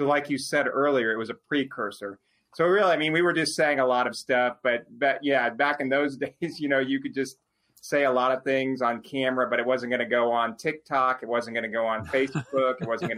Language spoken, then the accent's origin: English; Texas, United States; I grew up as an Astros fan. I grew up as a Texan, or excuse me, not a Texans fan.